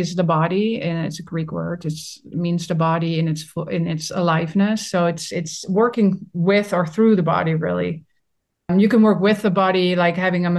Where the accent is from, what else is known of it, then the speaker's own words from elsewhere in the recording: Netherlands; I'm from the Netherlands